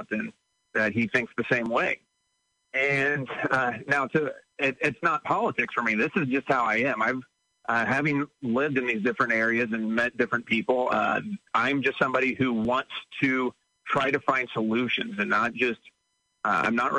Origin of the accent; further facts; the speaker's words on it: Pesotum, Illinois, United States; I'm from Pasotum